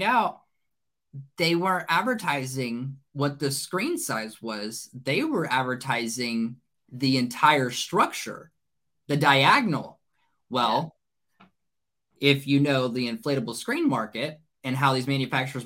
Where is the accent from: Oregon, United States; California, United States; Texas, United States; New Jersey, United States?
Texas, United States; Burleson; Burleson, which is where I'm from. That's my hometown.